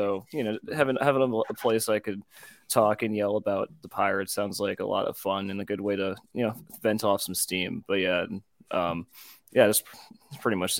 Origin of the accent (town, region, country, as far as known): Richmond, Virginia, United States; born or raised there; also born or lived in Washington, District of Columbia, United States